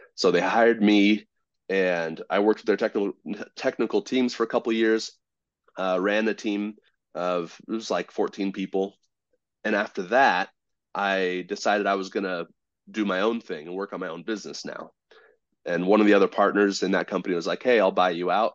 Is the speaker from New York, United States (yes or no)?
no; Southern California, United States; I grew up in Southern California, but not in the pretty part